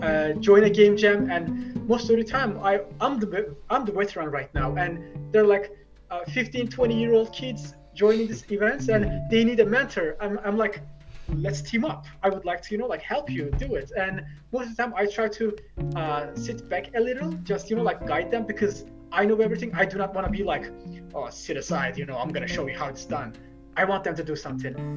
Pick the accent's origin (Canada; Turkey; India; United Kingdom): Turkey; also born or lived in Istanbul; i was born in the biggest city but i grew in one of the smallest places